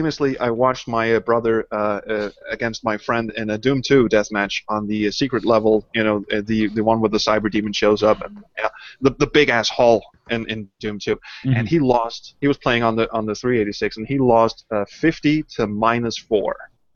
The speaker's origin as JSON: {"language": "English", "country": "Denmark", "second_language": "English", "said": "Well, it was you know, Denmark being a very small country, but there was a very nice little LAN"}